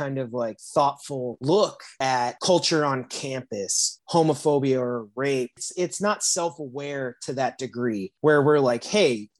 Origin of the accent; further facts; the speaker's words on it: South Bend, Indiana, United States; I'm from South Bend, Indiana